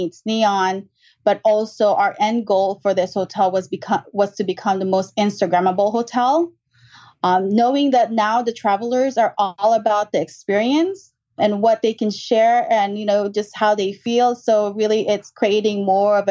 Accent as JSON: {"language": "English", "town": "Los Angeles", "region": "California", "country": "United States", "tie": "born or raised there", "also_born_or_lived": "San Francisco", "moved": "as an adult", "said": "I grew up in Southern California, LA, and then I moved to San Francisco."}